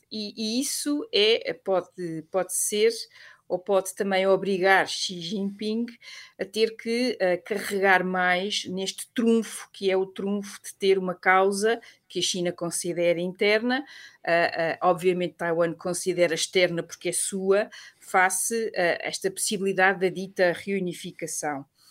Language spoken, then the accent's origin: Portuguese; Portugal; nós portugueses